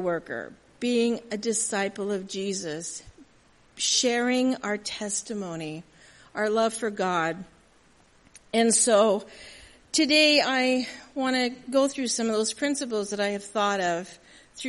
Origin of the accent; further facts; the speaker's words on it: Southern California, United States; also born or lived in Milwaukee; born and raised in Southern California. My home is still there